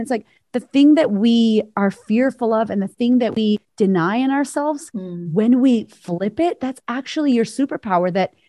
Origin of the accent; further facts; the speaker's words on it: Puerto Rico; now in Australia; I'm an American Puerto Rican woman living in Australia. You know, there's no Puerto Ricans here.